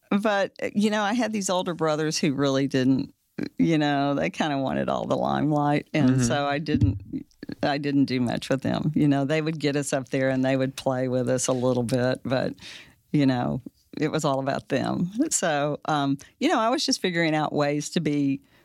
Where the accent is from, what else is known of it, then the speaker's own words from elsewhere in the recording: Fort Worth, Texas, United States; I'm from Fort Worth.